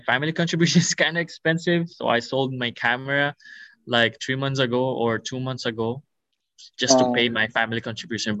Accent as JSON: {"language": "English", "country": "Philippines", "moved": "yes", "lives_now": "Kauai, United States", "said": "I'm from the Philippines"}